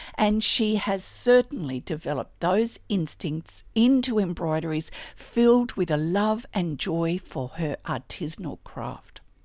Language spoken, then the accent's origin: English; Australia